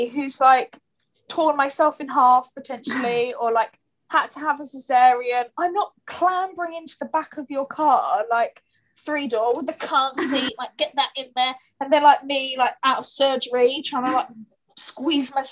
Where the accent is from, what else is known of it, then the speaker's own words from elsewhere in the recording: Kent, South East England, United Kingdom; now in London, United Kingdom; I'm from Kent. I live in London now, but I'm from like the countryside, and I like grew up with like a garden